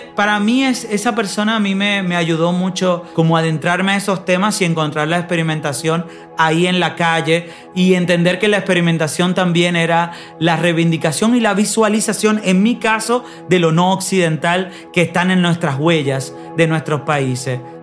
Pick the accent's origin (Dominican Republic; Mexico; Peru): Dominican Republic; moved away; me fui muy temprano de la República Dominicana